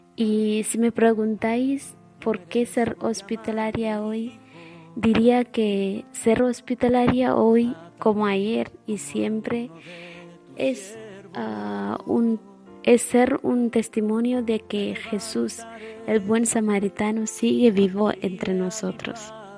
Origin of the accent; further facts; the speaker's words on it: India; moved away; soy hermana hospitalaria y soy de la India